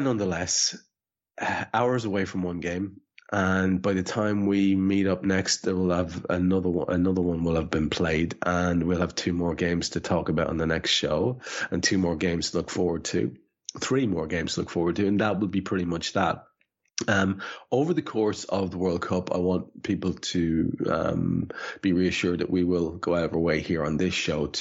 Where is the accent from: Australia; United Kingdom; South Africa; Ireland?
Ireland; as an Irish man